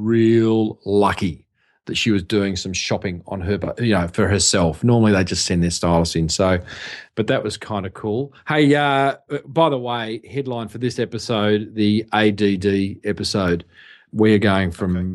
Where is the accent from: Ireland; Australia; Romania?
Australia; as an Australian